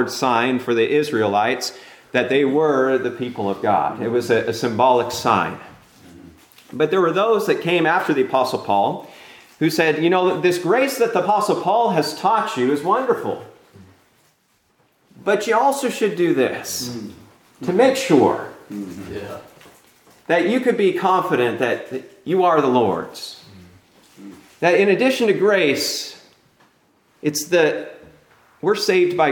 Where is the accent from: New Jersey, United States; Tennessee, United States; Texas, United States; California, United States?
California, United States; I'm from California